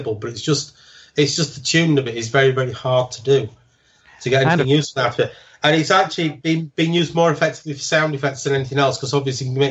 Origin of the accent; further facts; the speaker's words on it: Sheffield, Yorkshire and the Humber, United Kingdom; now in Hull, United Kingdom; I now live in Hull, because I'm actually originally from Sheffield